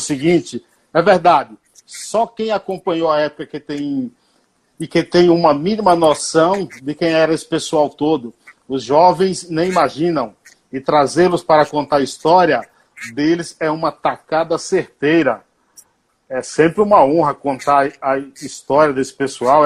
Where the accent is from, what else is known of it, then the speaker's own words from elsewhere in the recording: Paiaiá, Nova Soure, interior of Bahia, Brazil; Paiaiá, Paiaiá, que dá nome a esse programa, é uma homenagem, porque é o local onde eu nasci e vivi. É um povoado, município de Nova Açores